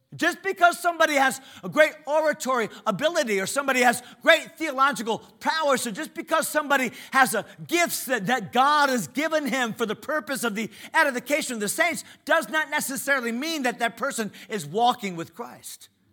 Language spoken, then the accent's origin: English; United States; Obviously, I'm an American